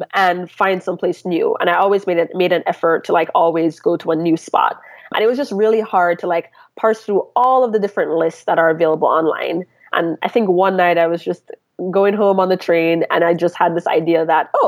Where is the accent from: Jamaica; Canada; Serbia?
Jamaica; Kingston; now in New York City, United States; I'm originally from Kingston, Jamaica